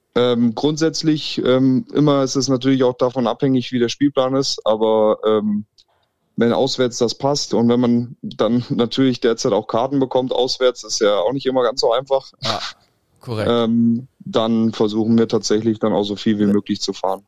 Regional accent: Thuringia, Germany; wir kommen aus Thüringen

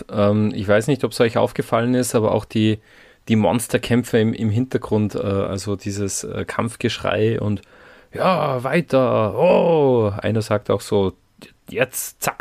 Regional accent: Austria; sagen wir jetzt als Österreicher eher nicht so, aber zumindest kennen wir es.

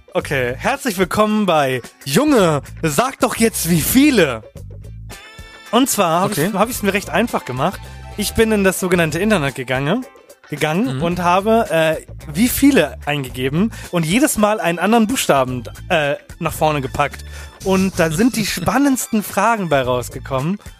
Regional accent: Hamburg, Germany; bei uns in Hamburg

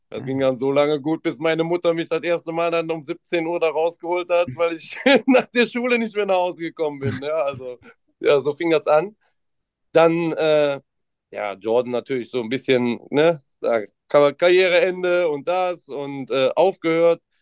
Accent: Mönchengladbach, North Rhine-Westphalia, Germany; ich komme aus Mönchengladbach tatsächlich.

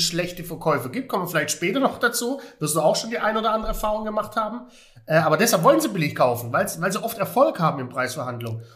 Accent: Heilbronn, Baden-Württemberg, Germany; moved away; aus meiner alten Heimat, Heilbronn

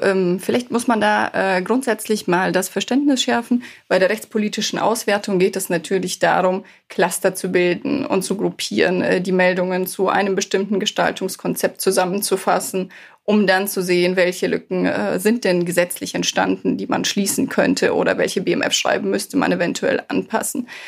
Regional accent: Bavaria, Germany; now in Cologne, Germany; Ich komme ja ursprünglich auch aus Bayern

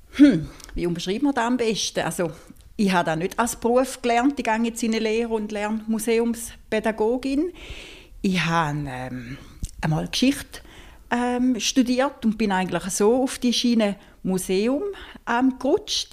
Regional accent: St. Gallen, Switzerland; Ich komme aus St. Gallen

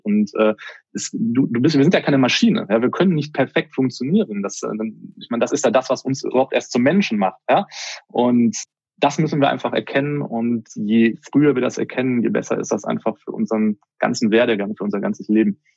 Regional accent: Germany; bei uns in Deutschland

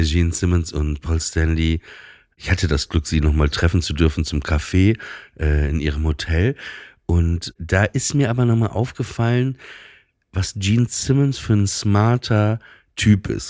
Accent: Papenburg, Lower Saxony, Germany; moved away; ich bin ja in, auch auf dem Land groß geworden

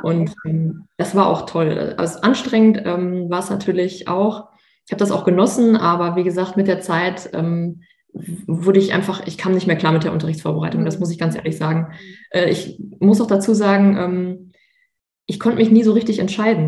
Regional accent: Münster, North Rhine-Westphalia, Germany; also born or lived in Bochum; ich komme ja aus NRW und ähm, beziehungsweise aus Münster

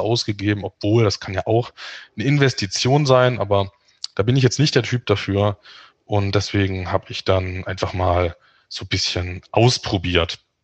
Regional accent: Dresden, Saxony, Germany; moved away as an adult; now in Magdeburg, Germany; Ich bin in Dresden aufgewachsen und lebe mittlerweile in Magdeburg

